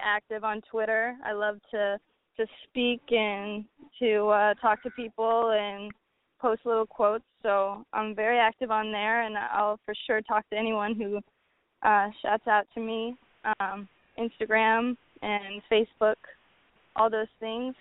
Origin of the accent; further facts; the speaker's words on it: New Orleans, Louisiana, United States; moved away as an adult; now in New York City, United States; I'm from New Orleans, so from a young age I've been going to jazz festivals